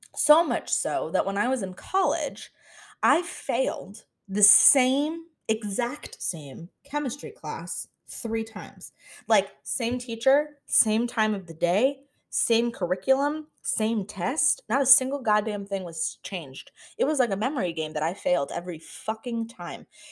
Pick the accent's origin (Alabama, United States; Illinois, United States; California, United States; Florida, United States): Florida, United States; moved away as an adult; now in Washington, D.C., United States; I was born and raised in Florida, but we don't claim it